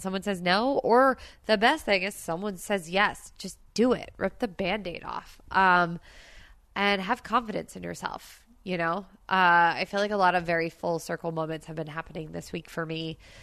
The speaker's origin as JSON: {"language": "English", "town": "Princeton", "region": "New Jersey", "country": "United States", "tie": "born or raised there", "moved": "yes", "lives_now": "California, United States", "said": "in New Jersey, where I grew up"}